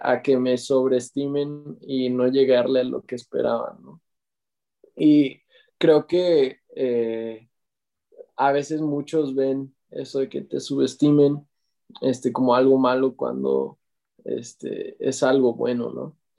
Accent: Morelia, Michoacán, Mexico; soy de Morelia, México

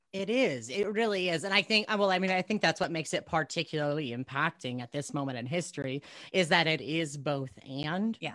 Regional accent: United States; I'm actually pretty deeply American

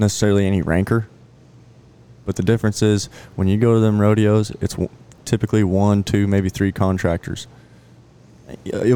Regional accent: Canby, Oregon, United States; moved away as an adult; also born or lived in Bozeman, Montana; now in Decatur, Texas, United States; We grew up in Canby, Oregon

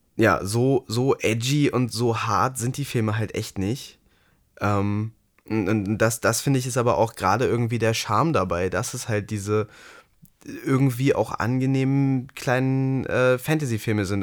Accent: Ruhr area, North Rhine-Westphalia, Germany; bei uns im Ruhrgebiet

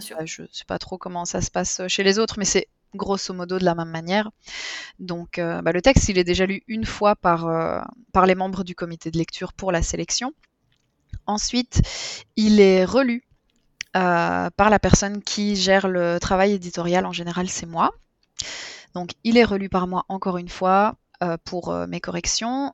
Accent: Belgium; je suis belge

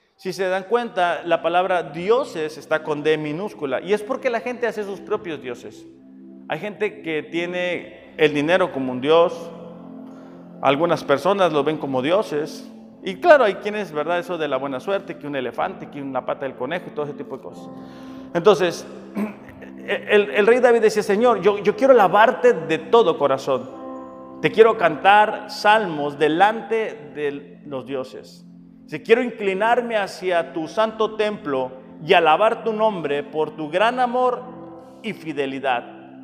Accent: Mexicali, Baja California, Mexico; yo que soy de Mexicali

